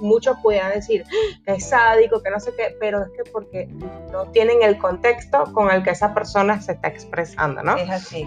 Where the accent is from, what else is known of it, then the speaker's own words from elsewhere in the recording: Venezuela; como venezolana